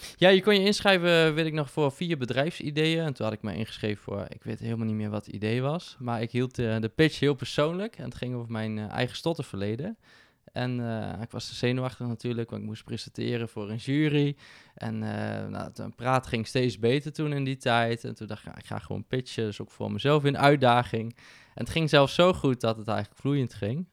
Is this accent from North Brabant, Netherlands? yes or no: no; Winterswijk, Gelderland, Netherlands; moved away as an adult; now in Arnhem, Netherlands; Ik ben geboren en getogen in Winterswijk, in de Achterhoek.